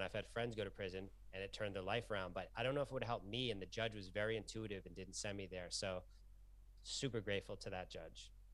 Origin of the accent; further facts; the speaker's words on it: Lowell, Massachusetts, United States; I grew up in Lowell, Massachusetts